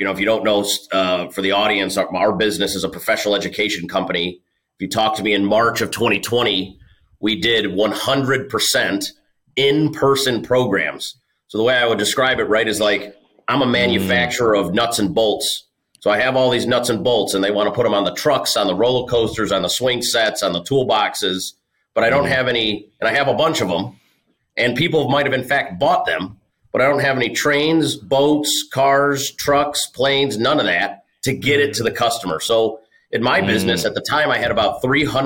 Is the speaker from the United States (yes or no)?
yes; Cleveland, Ohio, United States; I'm from Cleveland, Ohio